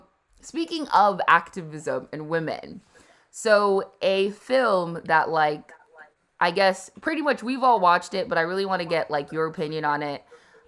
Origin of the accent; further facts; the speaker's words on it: Vermont, United States; I grew up in Vermont as well.